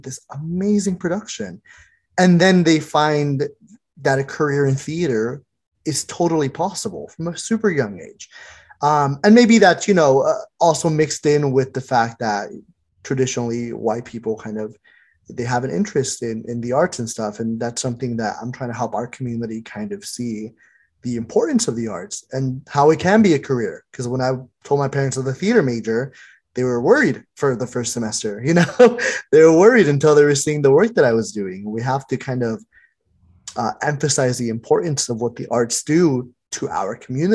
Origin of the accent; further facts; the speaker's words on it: Fresno, California, United States; also born or lived in Michoacán, Mexico; growing up in the Fresno Unified School District